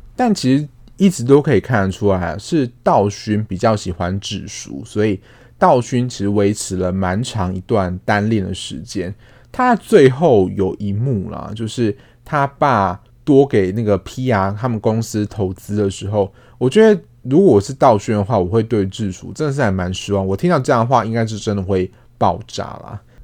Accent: Taiwan; 我们是台湾人

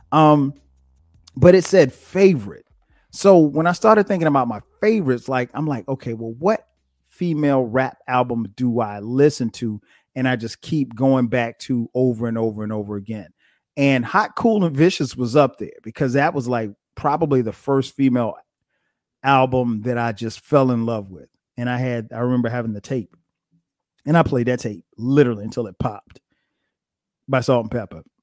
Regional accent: Atlanta, Georgia, United States; my hometown of Atlanta, G

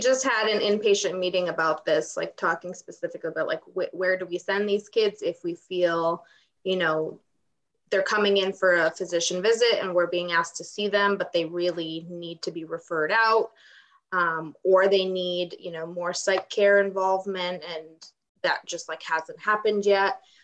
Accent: Ukraine; moved away; I was actually born and raised in Ukraine

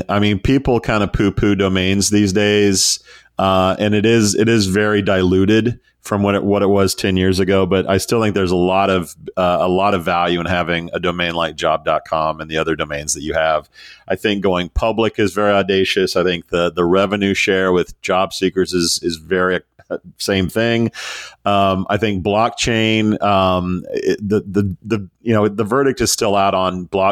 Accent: United States; as an American

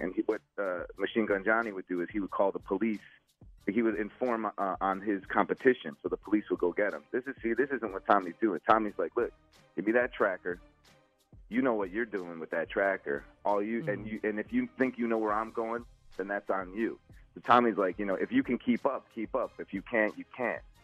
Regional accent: Chicago, Illinois, United States; I grew up in Chicago

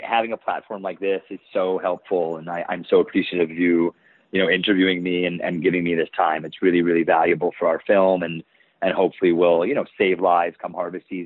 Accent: New York, United States; I'm from New York

